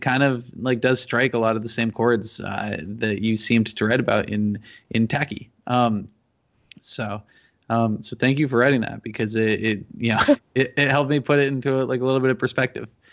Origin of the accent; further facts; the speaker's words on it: New Hampshire, United States; I'm from New Hampshire